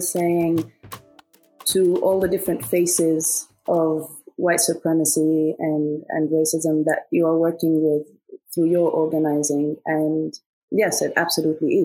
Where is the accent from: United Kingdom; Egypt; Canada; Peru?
Egypt; moved away; also born or lived in Sudan; I'm originally from Sudan, but I grew up in Egypt.